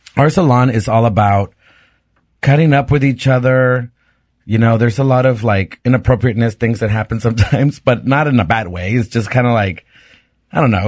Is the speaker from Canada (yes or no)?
no; Mexico; moved away; also born or lived in Pittsburgh; being a gay kid growing up in Mexico and going to a Catholic school